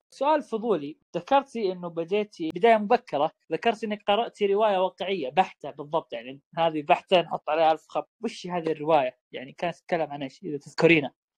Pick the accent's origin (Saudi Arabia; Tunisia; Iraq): Saudi Arabia; يوما مهما في حياتنا كسعوديين